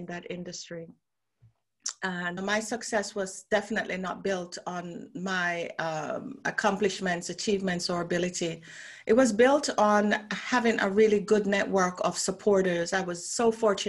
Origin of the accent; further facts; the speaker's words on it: Jamaica; moved away as an adult; also born or lived in Canada / London; now in Bermuda; I'm from Jamaica originally.